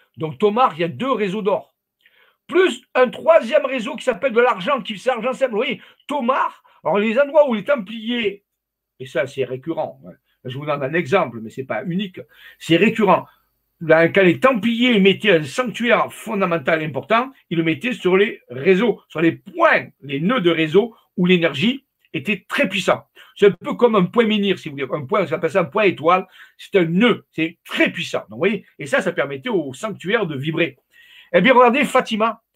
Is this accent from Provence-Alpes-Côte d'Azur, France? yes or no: yes; Arles, Provence-Alpes-Côte d'Azur, France; je suis d'Arles, moi, ma famille est d'Arles à l'origine